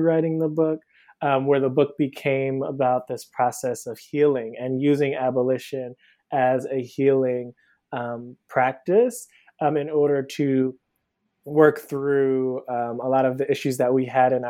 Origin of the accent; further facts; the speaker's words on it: Cleveland, Ohio, United States; moved away as an adult; now in Brooklyn, United States; So I'm originally from Cleveland, Ohio. I live in Brooklyn now. I moved here about 10 years ago for undergrad